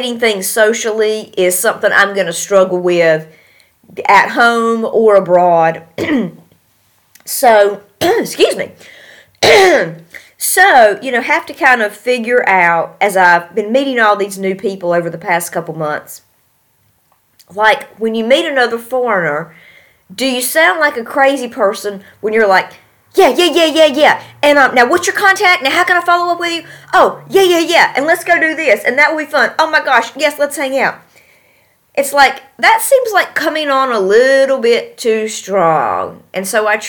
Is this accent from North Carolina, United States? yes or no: yes; North Carolina, United States; moved away as an adult; now in Tashkent, Uzbekistan; I hail from North Carolina